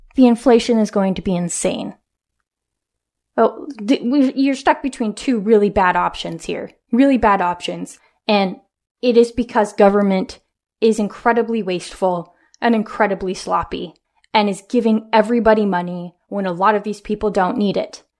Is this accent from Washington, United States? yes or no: yes; Washington, United States; my home state of Washington State